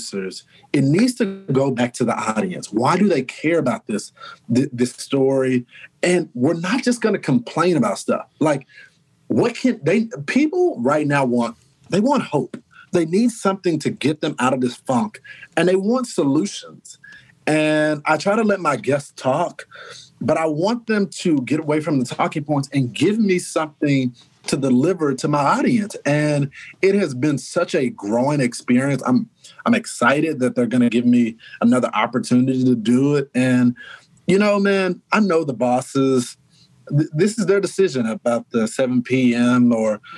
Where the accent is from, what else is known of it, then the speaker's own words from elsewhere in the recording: Texas, United States; moved away as an adult; now in New York, United States; we're the most loving people